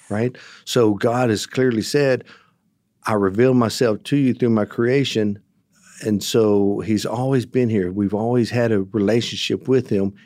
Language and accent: English; United States; also born or lived in Texas / Oklahoma; I grew up in Texas and Oklahoma.